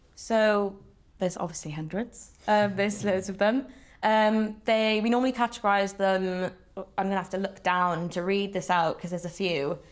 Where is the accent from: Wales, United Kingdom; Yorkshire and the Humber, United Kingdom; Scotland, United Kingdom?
Wales, United Kingdom; I'm a Welsh speaker, so I sort of moved to university and I was like, you know, I went through Welsh medium education, came to Swansea